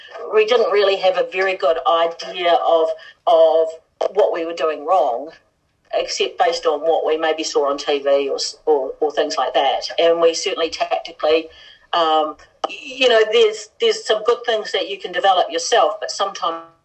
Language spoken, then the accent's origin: English; Palmerston North, Manawatū-Whanganui, New Zealand; it was in my hometown too, in Palmerston North